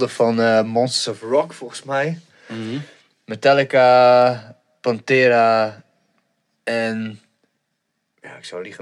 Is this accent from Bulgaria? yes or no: yes; Bulgaria; Ik als Bulgaar.